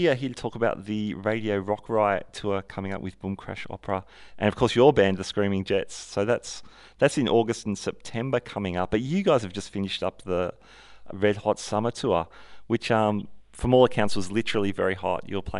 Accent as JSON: {"language": "English", "town": "Sydney", "region": "New South Wales", "country": "Australia", "tie": "born or raised there", "said": "from my hometown of Sydney."}